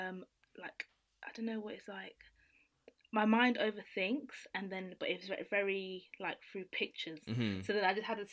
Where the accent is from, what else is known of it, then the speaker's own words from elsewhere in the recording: London, United Kingdom; also born or lived in Nigeria; And then I moved to London. I've been living in London since then.